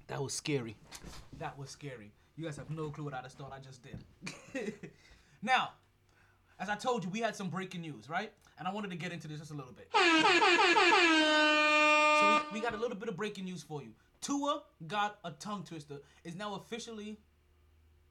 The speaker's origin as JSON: {"language": "English", "country": "Jamaica", "said": "So I'm Jamaican. I'm Jamaican as shit."}